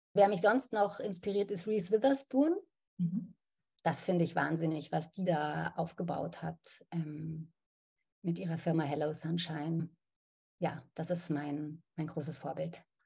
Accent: Munich, Bavaria, Germany; now in Berlin, Germany; Ich bin ja in München aufgewachsen

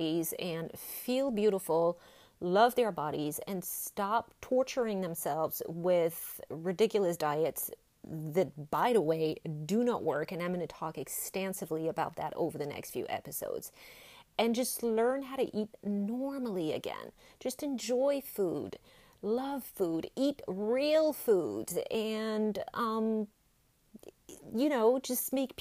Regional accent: French Alps, France; accent: French; English is a second language; moved away as an adult; now in United States; Born and raised in France, French Alps, as a matter of fact.

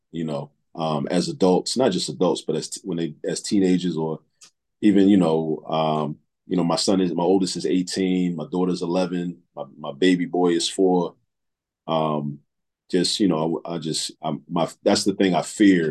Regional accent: Baltimore, Maryland, United States; also born or lived in New York; now in Philadelphia, United States; moved to Baltimore. I grew up in Baltimore, spent my formative years in Baltimore

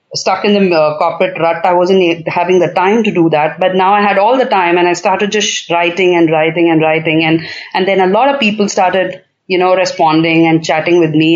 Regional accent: Bangalore, Karnataka, India; I'm in Bangalore. It's my hometown

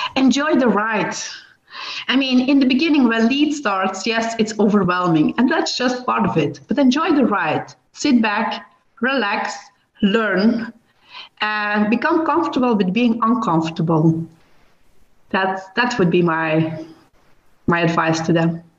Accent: Belgium; I'm from Belgium

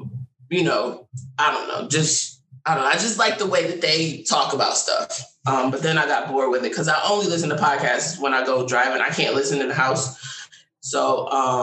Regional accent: Connecticut, United States; I'm from Connecticut.

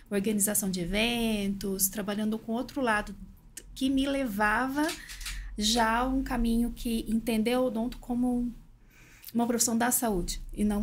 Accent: Minas Gerais, Brazil; eu sou de uma cidade pequena, interior de Minas.

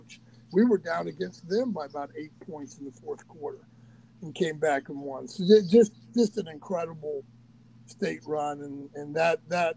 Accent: Troy, Ohio, United States; I'm from Troy. Castown's just right outside of Troy

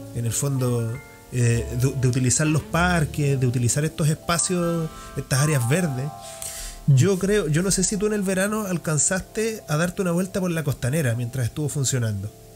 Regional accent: Santiago, Santiago Metropolitan Region, Chile; now in Valdivia, Chile; mirándolo como, como santiaguino

